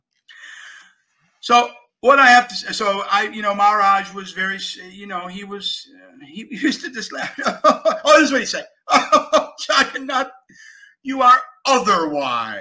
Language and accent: English; Buffalo, New York, United States; moved away; I'm from Buffalo, New York.